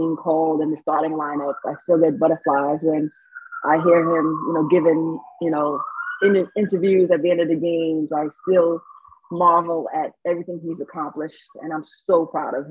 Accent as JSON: {"language": "English", "region": "New York", "country": "United States", "tie": "born or raised there", "also_born_or_lived": "Saint Lucia / Boston", "accent": "New York", "said": "being in New York, being raised in New York, I have my New York accent"}